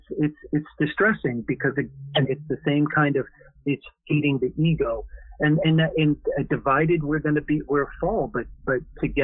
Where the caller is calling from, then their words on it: Minnesota, United States; Yeah, I live in Minnesota.